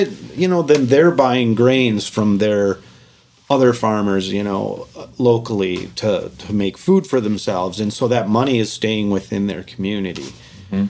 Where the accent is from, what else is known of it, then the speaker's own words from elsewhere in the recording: United States; I was born in America